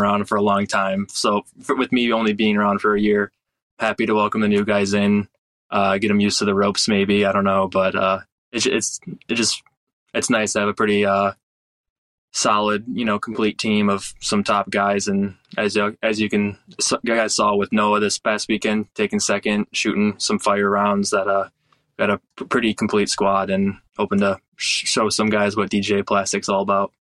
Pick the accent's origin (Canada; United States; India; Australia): United States; Michigan; moved away; my home state of Michigan